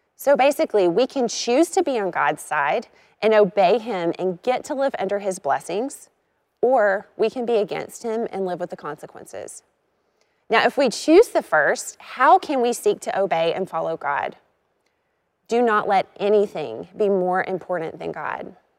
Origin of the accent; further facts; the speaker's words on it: Arkansas, United States; I grew up in Arkansas